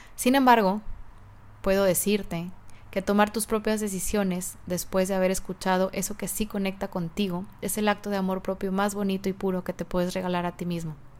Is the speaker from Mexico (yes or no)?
yes; Mexico; en mi país, México